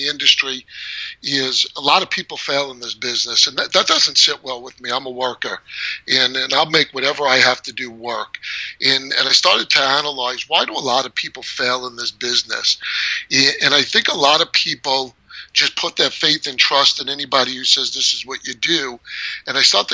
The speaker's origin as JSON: {"language": "English", "region": "New York", "country": "United States", "tie": "born or raised there", "moved": "as an adult", "lives_now": "Chandler, United States", "said": "I was born and raised in New York, lived there most of my life."}